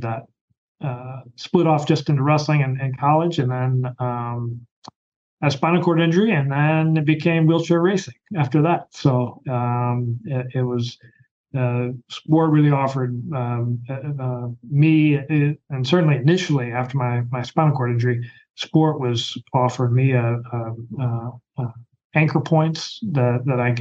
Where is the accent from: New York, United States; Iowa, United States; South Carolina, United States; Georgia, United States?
Iowa, United States; North Central; I grew up in North Central Iowa